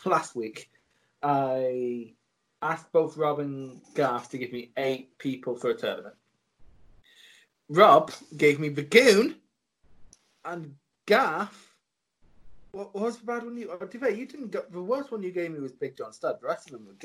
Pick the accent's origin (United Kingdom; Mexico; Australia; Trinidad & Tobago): United Kingdom; I'm British